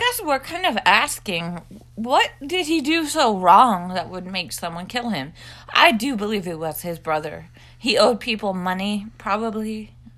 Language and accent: English; Scotland, United Kingdom; I am a Scottish person